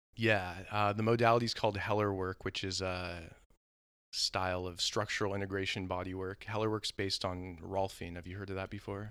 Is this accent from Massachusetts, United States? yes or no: no; Southern California, United States; I grew up in Southern California